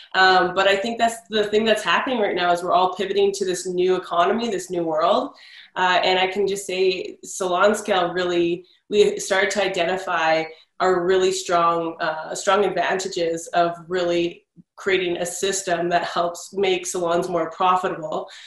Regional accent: Canada; I'm Canadian

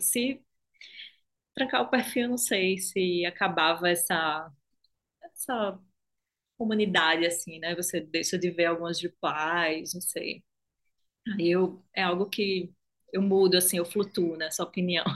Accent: Recife, Pernambuco, Brazil; accent: Nordeste; Eu sou de Recife, pelo sotaque, acho que não tem como esconder muito, assim, que eu sou do Nordeste

